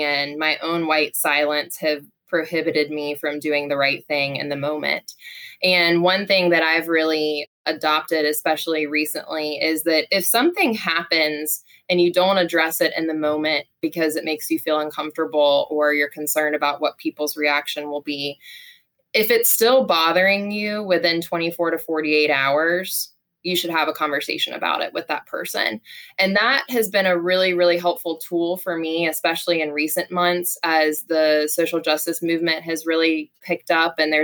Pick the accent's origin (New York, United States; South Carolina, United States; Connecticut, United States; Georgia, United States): South Carolina, United States; Charleston; I grew up also in the South